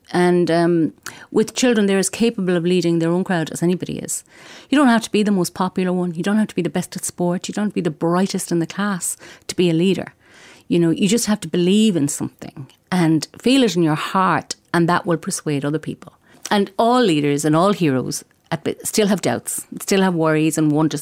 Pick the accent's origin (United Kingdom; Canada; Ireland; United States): Ireland; Galway, Connacht; I'm from Galway and I write books for children. I write both in Irish and in English